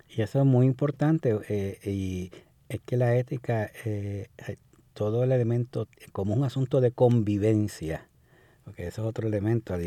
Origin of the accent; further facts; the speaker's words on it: Puerto Rico; como puertorriqueños